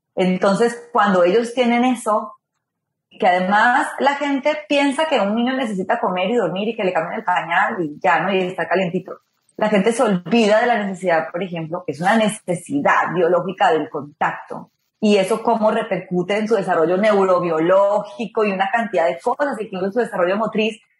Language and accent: Spanish; Ibagué, Tolima, Colombia; moved away; En Colombia nací en Ibagué